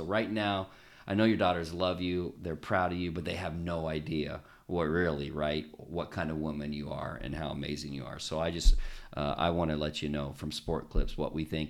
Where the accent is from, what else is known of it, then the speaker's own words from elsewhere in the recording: United States; accent: American; my American accent